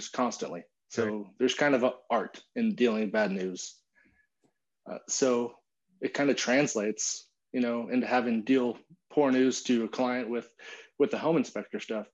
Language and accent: English; California, United States; moved away as an adult; now in Austin, United States; We grew up together in California.